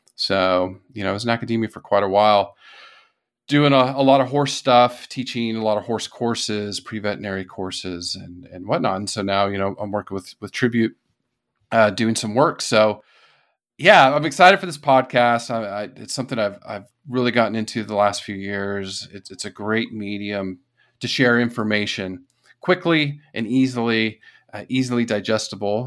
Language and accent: English; California, United States; moved away as an adult; also born or lived in Florida / Lexington; I grew up in California